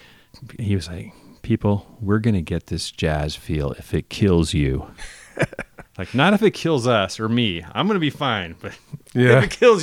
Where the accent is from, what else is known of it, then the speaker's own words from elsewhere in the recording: Berkeley, California, United States; growing up in the East Bay in Berkeley and San Francisco